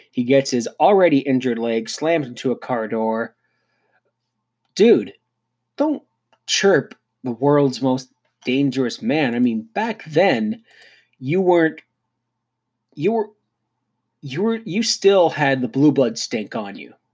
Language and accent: English; Canada; hey, me being a Canadian, I think it's time that Tim Hortons gets in on this.